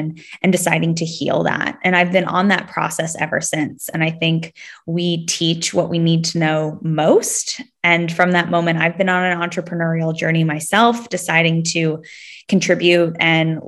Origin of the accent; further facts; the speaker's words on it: Palo Alto, California, United States; also born or lived in Sydney, Australia; now in Los Angeles, United States; I am actually originally from the Bay Area, so from the Silicon Valley, that's Palo Alto, California